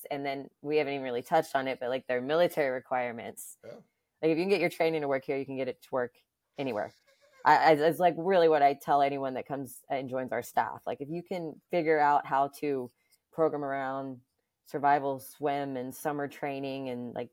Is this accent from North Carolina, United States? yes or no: no; Alabama, United States; now in New York, United States; first of all, I'm from the South, so just location wise alone, being in New York, I never thought like I would be here this long.